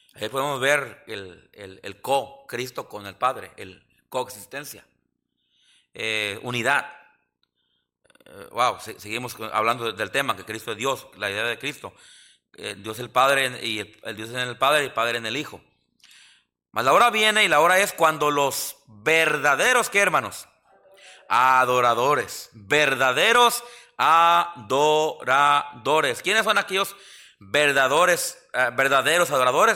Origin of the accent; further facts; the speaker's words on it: Mexico; now in Yakima, United States; los mexicanos somos bien supersticiosos